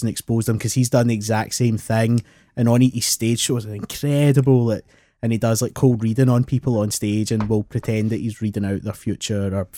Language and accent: English; Glasgow, Scotland, United Kingdom; I was born in Glasgow, but my family are from Edinburgh